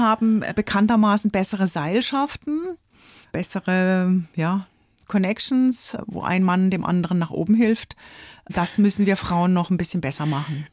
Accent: Offenburg, Baden-Württemberg, Germany; in Offenburg, in meiner Stadt, wo ich aufgewachsen bin

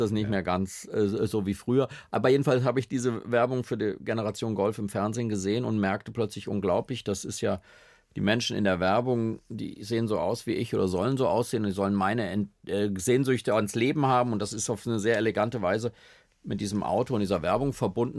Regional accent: Schlitz, Hesse, Germany; now in Berlin, Germany; bei uns in Schlitz in der Familie oder in der Straße

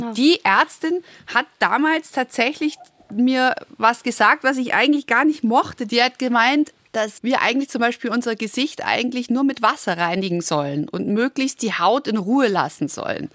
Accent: Baden-Württemberg, Germany; ich nenne es als Schwäbin

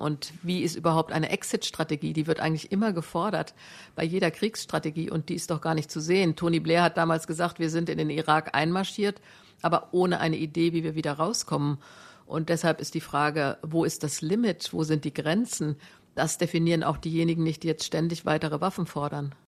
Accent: Germany; Ich kann als Deutsche

